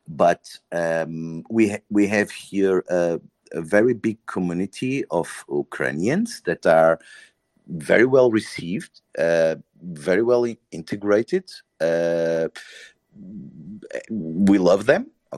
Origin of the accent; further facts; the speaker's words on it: Porto, Norte, Portugal; I am from Porto, from the north